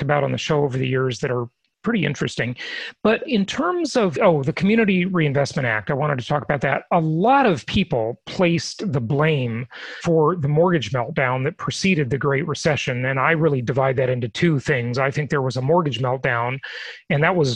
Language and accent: English; Los Angeles, California, United States; also born or lived in Orange County, California; I remember living in Orange County growing up in Los Angeles